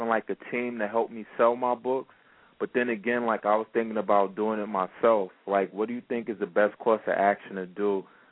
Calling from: New York City, New York, United States; I'm calling from Brooklyn.

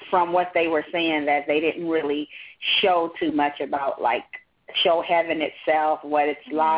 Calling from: California, United States; I'm calling from California.

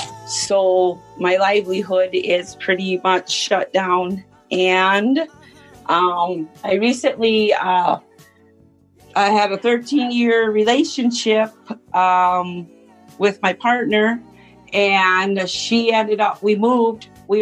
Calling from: Minnesota, United States

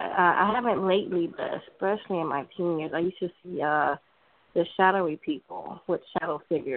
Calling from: California, United States

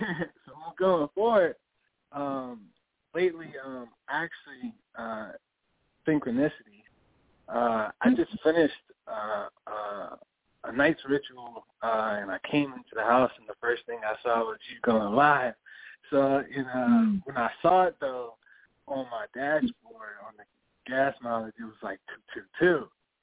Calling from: Connecticut, United States

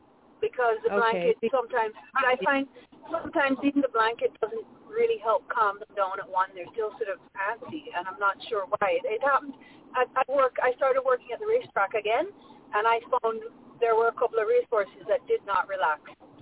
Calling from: Ontario, Canada; I'm calling from Ontario in Canada.

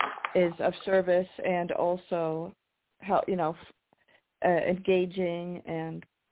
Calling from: Washington, United States; Hi, this is … in Washington.

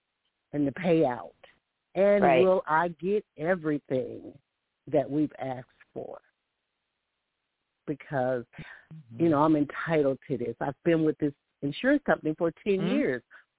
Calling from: Alabama, United States; calling from Alabama.

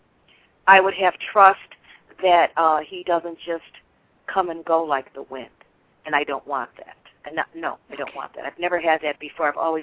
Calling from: Florida, United States; I'm calling from Florida.

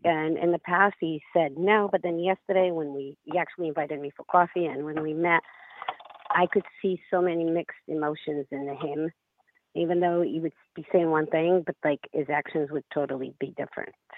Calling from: Rhode Island, United States; I'm calling from Rhode Island.

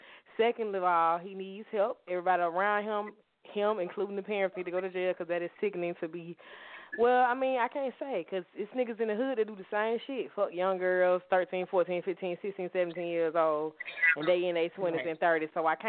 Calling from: Atlanta, Georgia, United States; I am calling from Atlanta, Georgia.

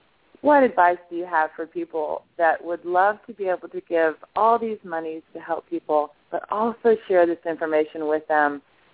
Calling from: Madison, Georgia, United States; I'm calling from Madison, Georgia.

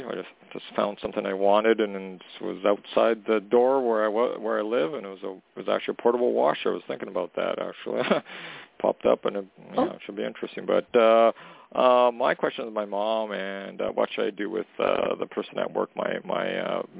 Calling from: Canada; Hey, Toni … calling from Canada.

